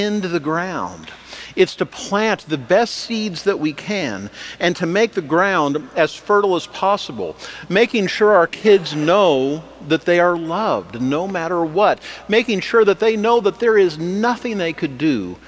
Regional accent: Wichita, Kansas, United States; when I was growing up in Wichita

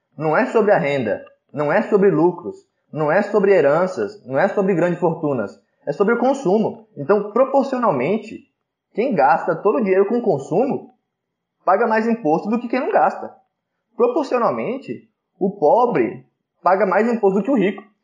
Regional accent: Brazil; A gente é brasileiro

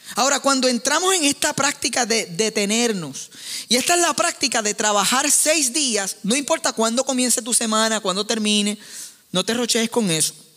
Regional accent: Puerto Rico; soy puertorriqueño

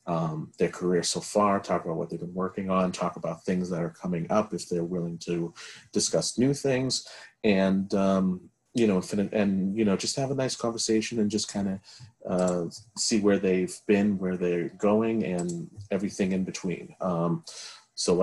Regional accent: Beverly, Massachusetts, United States; I grew up in Beverly too

